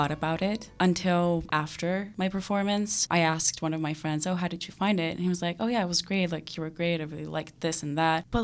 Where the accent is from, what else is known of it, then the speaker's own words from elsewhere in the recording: Greece; one of my dance teachers back in my hometown in Greece did this online workshop for this.